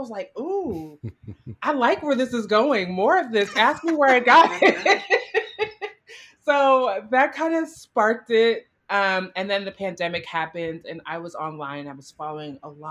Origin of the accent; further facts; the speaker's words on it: Florida, United States; moved away; also born or lived in New York; growing up in Florida